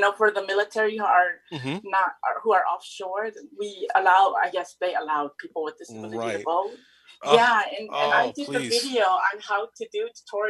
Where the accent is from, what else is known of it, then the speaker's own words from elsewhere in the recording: Reno, Nevada, United States; I'm from Reno, Nevada.